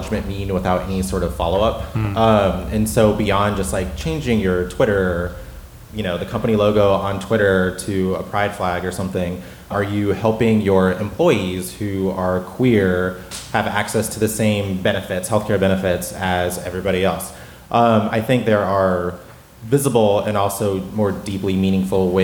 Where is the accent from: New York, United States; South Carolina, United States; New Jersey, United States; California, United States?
South Carolina, United States; moved away as an adult; now in Washington, D.C., United States; I moved to D.C., I live in D.C., in fall 2016, and I'm from South Carolina